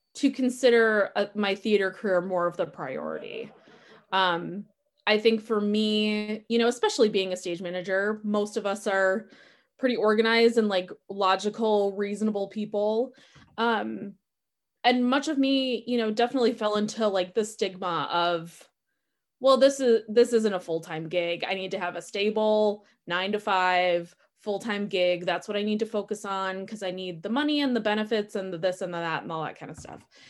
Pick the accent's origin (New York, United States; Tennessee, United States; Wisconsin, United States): Wisconsin, United States; Milwaukee; now in Madison, United States; I'm a born and bred Wisconsin girl. I grew up in Milwaukee